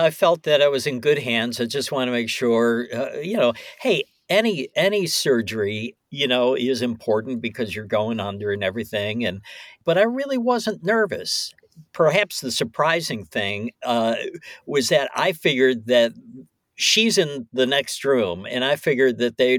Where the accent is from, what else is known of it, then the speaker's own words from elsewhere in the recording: Ohio, United States; I came in, I'm staying at that hotel, I'm from Ohio and everything.